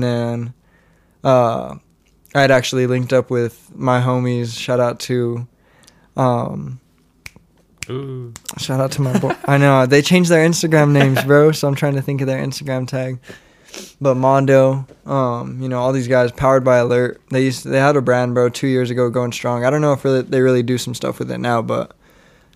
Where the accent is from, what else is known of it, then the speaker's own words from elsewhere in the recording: Monte Vista, United States; moved away as an adult; my hometown